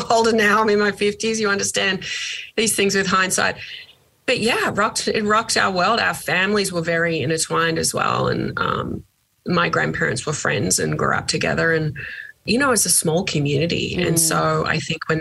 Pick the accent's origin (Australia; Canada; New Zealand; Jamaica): Australia; Geelong, Victoria; moved away as an adult; I grew up in Geelong